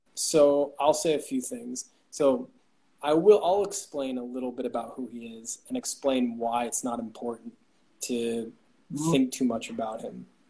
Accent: Bay Area, Northern California, United States; now in Tbilisi, Georgia; I'm originally from the United States, from uh, California, Northern California, the Bay Area, and now I live in Tbilisi, Georgia

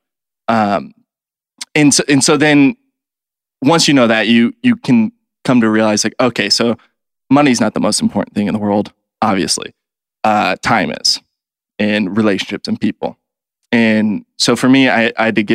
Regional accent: Kansas City, United States; So I grew up in Kansas City

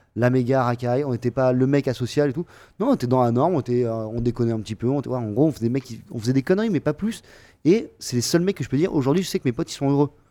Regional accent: Montpellier, Occitania, France; je viens de Montpellier, et tous les copains que j'ai à Montpellier, je les connais depuis hyper longtemps

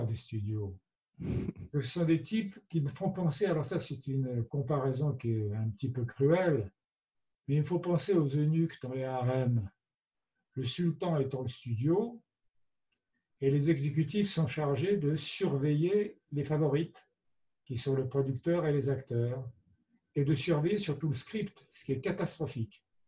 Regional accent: France; je suis français

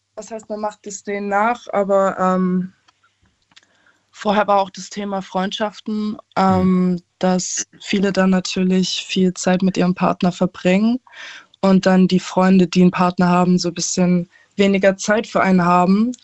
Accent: Aalen, Baden-Württemberg, Germany; ich komme aus Aalen, bin 20 Jahre alt

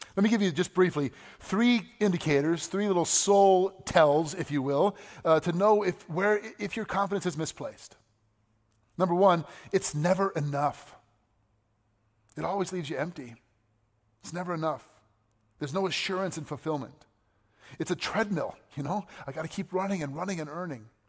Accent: United States; I'm an American. Proud to be an American.

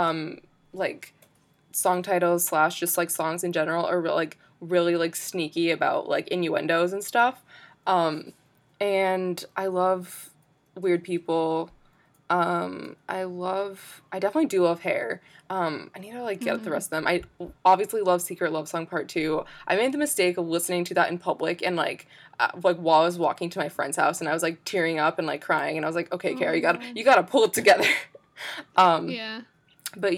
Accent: United States; I'm an American

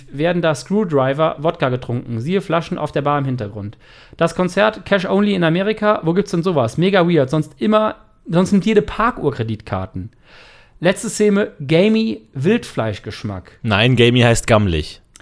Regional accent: Germany; now in United States; Ich bin großer Fan als Deutscher, der seit ein paar Jahren in den USA lebt

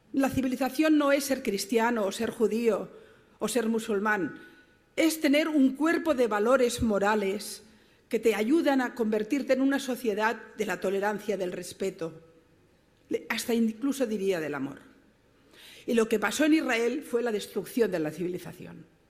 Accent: Barcelona, Catalonia, Spain; yo vengo de Barcelona, mi ciudad

